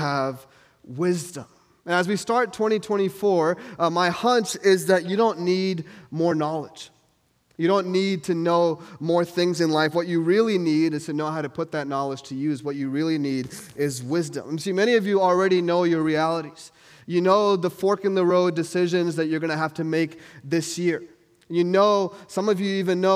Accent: New York, United States; moved away; I'm from New York

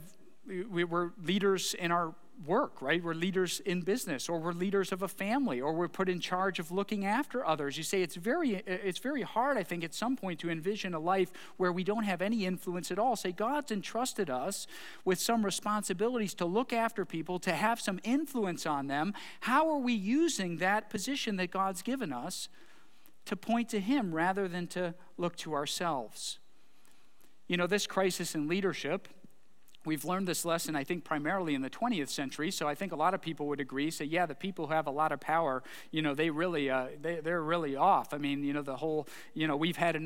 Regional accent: Bedford, Ohio, United States; I was born in Bedford Hospital, spent a lot of my childhood there.

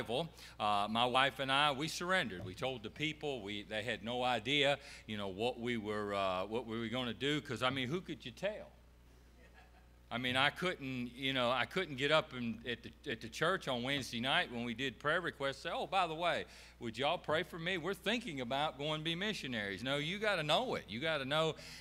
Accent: Beech Island, South Carolina, United States; we're actually from Beach Island, South Carolina, and it borders Augusta, Georgia, right there off I-20

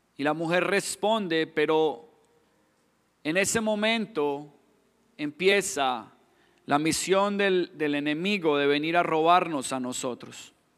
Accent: Colombia; accent: Colombian; moved away; yo me identifico por mi acento, ahí mismo me dicen, no, usted es colombiano

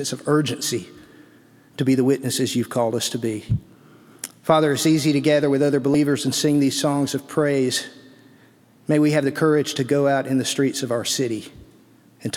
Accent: Birmingham, Alabama, United States; moved away; also born or lived in Vienna, Georgia; being a city boy, growing up in Birmingham

